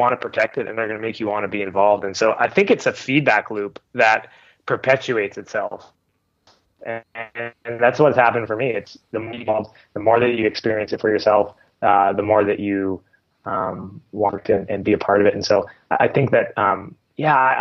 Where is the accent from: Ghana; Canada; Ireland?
Canada; being a Canadian and living in Canada